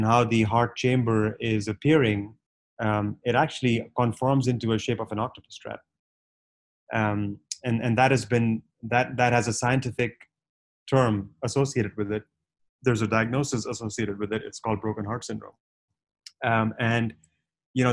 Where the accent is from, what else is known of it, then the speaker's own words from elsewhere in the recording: Punjabi from North India, India; I was born and raised in India